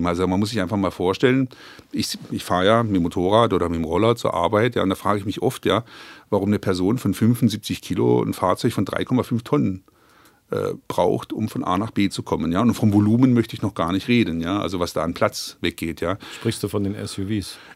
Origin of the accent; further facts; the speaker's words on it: Croatia; German is a second language; now in Germany; Schwarzwälder, ich bin ja quasi aus, äh, aus Kroatien in den Schwarzwald ausgewandert